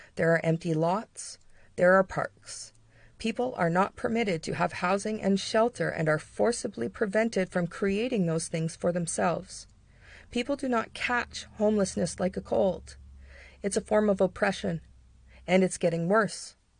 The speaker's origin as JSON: {"language": "English", "town": "London", "region": "Ontario", "country": "Canada", "tie": "born or raised there", "said": "my hometown. The town where I reside. London, Ontario, Canada."}